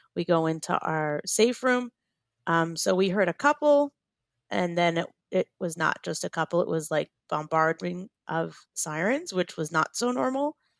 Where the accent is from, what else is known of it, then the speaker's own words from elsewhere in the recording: Shuva, Southern District, Israel; we're from a little Moshav called Shuva